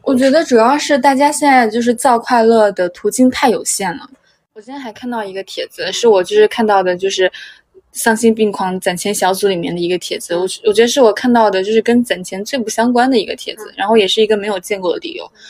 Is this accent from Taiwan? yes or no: no; China; 我们就是中国人，就是传承的省钱的功能